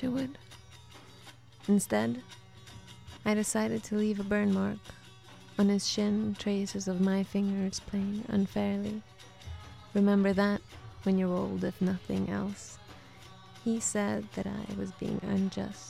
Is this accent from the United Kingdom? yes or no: no; Sweden; accent: Swedish; also born or lived in Soviet Union; But then when I was 8, we went to Sweden.